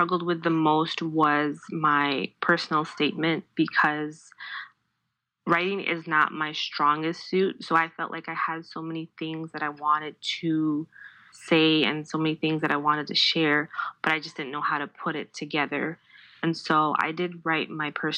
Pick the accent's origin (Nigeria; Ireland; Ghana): Ghana; moved away as an adult; also born or lived in Minnesota, United States; now in Connecticut, United States; I'm originally from Ghana, but I came to Minnesota about 10 years ago